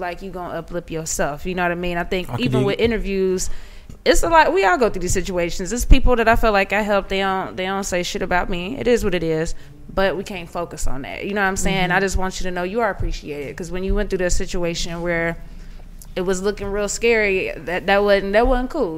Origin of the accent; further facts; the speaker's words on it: Cincinnati, Ohio, United States; moved away; I'm from Ohio